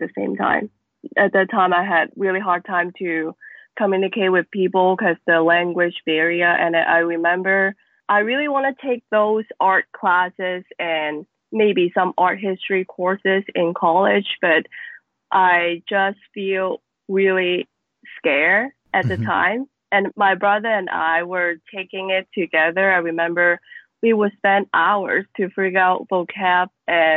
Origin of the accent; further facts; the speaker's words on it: Macau; So I was born in Macau. It is a very small city, as known as one of the most densely populated city in the world. It has a very important impact on me and my work. I think mostly of my work, they are dealing with my childhood and the experience that I grew up here